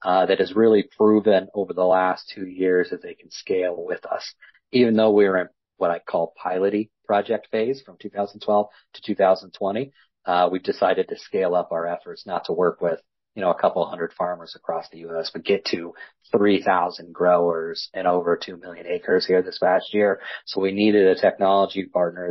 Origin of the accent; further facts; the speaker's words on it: West Central Illinois, United States; I grew up in West Central Illinois, row crop, livestock farming